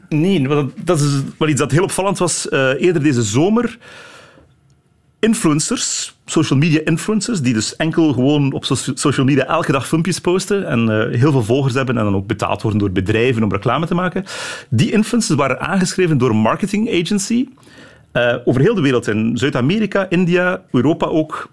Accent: Flanders, Belgium; bij ons in Vlaanderen

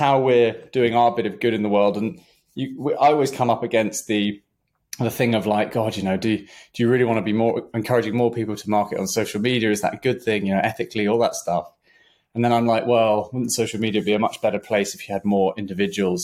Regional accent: London, United Kingdom; I grew up in Southwest London

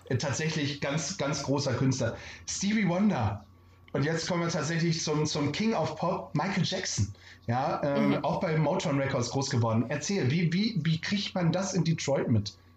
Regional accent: Bremen, Germany; ich als gebürtiger Bremer

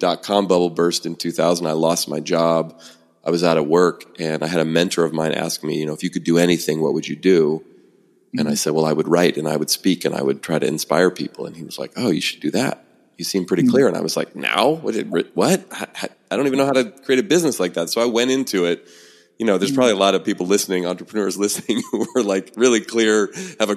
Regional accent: San Francisco Bay Area, California, United States; Born and raised in the San Francisco Bay Area, where I still live

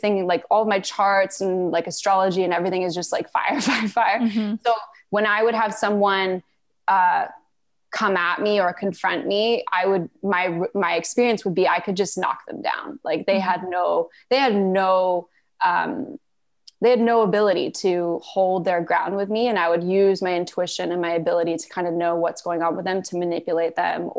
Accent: Malaysia; moved away; also born or lived in Canada; So I was born in Canada. We moved to Malaysia when I was 4 years old.

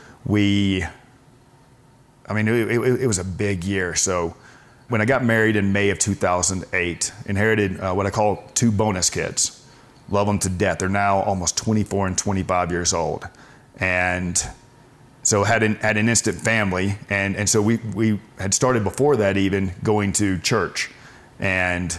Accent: Birmingham, Alabama, United States; grew up in Birmingham, Alabama

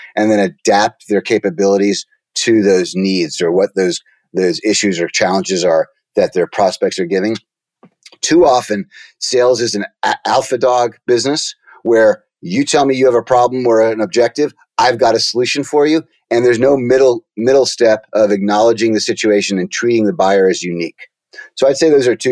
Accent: New York City, New York, United States; I was born in Brooklyn, New York

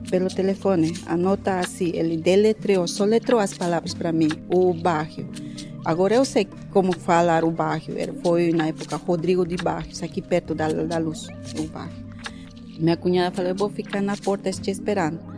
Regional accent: Oruro, Bolivia; now in Brazil; sou de Oruro.

